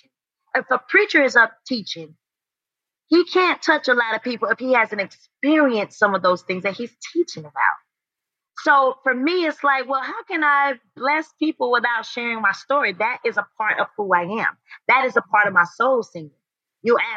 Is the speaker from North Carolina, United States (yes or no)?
yes; High Point, North Carolina, United States; I'm from High Point, North Carolina